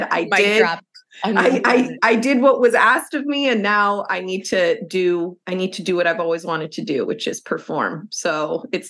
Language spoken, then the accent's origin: English; Lebanon; We are both from Lebanon